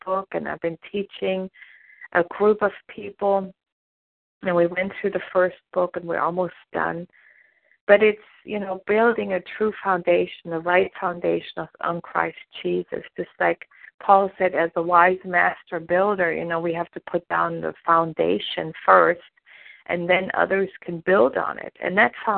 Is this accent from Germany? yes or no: yes; Germany; moved away as an adult; now in United States; I was born and raised in Germany